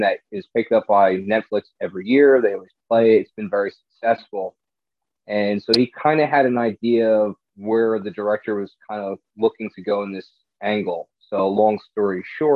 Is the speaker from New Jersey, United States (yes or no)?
yes; New Jersey, United States; I got involved with a group of Ghostbusters that was based in my home state